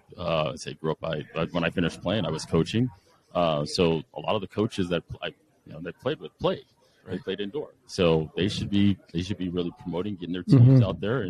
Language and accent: English; Las Vegas, Nevada, United States; moved away as an adult; also born or lived in San Diego, United States; now in Overland Park, United States; So I was in Vegas, grew up in Vegas, went to school at the University of San Diego, played soccer there.